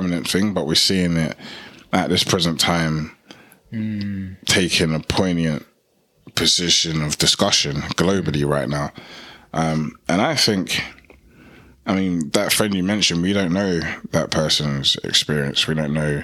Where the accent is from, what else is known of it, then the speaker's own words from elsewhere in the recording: United Kingdom; I'm proud to be a British-born Ghanaian